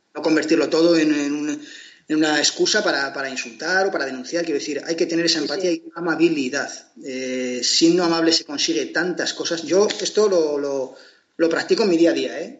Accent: Portugalete, Basque Country, Spain; Portugalete, donde yo nací

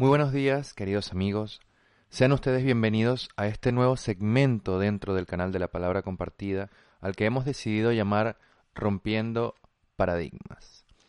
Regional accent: Venezuela; como venezolanos

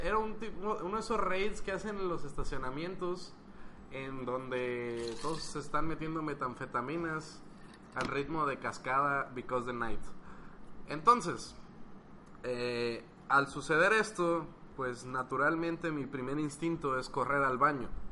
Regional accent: Guadalajara, Jalisco, Mexico; yo soy un individuo de Guadalajara que anda aquí de paso

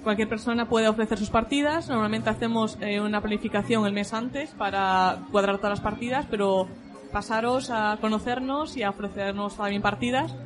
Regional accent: Galicia, Spain; accent: Galician; tener acento gallego porque soy de Galicia

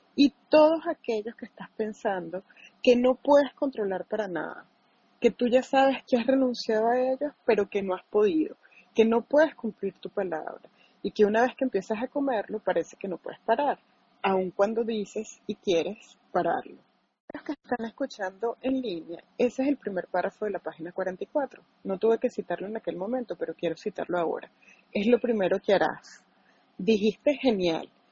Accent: St. Louis area, Illinois, United States; soy de Illinois y miro el Gateway Arc. Entonces, estoy cerca de Missouri, pero bueno, me refiero a que soy como del área de San Luis

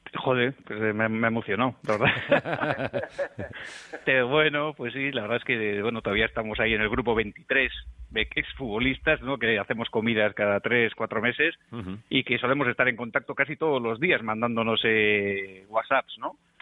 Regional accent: Mondragón, Basque Country, Spain; Chosa es de mi pueblo, es de, de Mondragón.

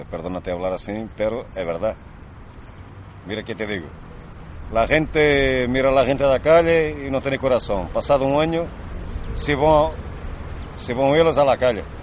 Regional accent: Romania; Spanish is a second language; Sí, que soy rumano, pero no sé si alguien hoy se entera

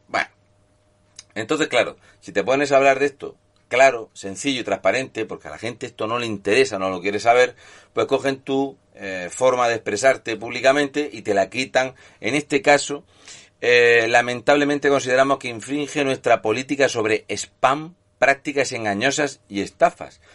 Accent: Spain; somos los españoles

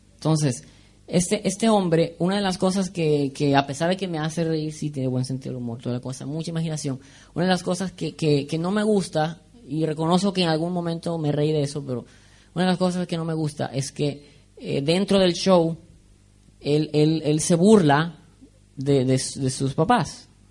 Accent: Venezuela; moved away; en Venezuela decimos kikiriwiki

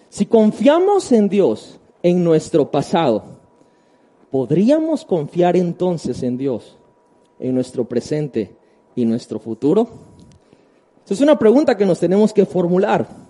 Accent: Tabasco, Mexico; voy a hablar por Tabasco y amo mi tierra

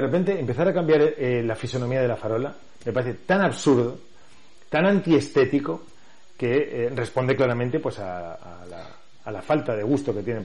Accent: Valencia, Valencian Community, Spain; soy de Valencia, he nacido en Valencia ciudad, me he desarrollado en Valencia ciudad toda mi vida

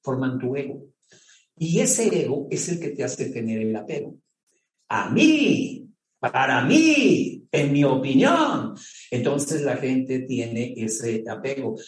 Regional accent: Mexico; como mexicano

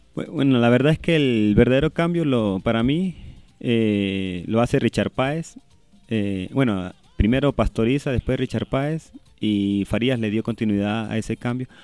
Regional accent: Venezuela

